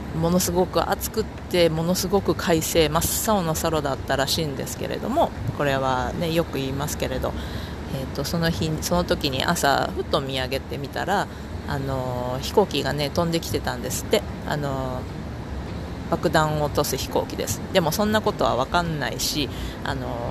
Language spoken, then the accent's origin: Japanese; Hiroshima, Japan; moved away; 私の故郷の広島